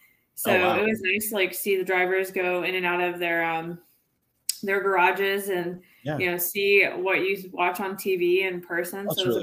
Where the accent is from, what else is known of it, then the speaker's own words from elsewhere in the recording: East Meadow, New York, United States; So I'm originally from Long Island, New York. Like to pinpoint, I'm from like the East Meadow, Levittown area, Nassau County, which is a pretty big place.